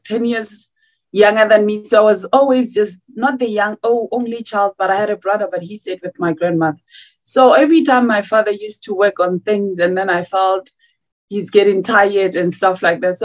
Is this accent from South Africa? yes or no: yes; South Africa; I am from South Africa.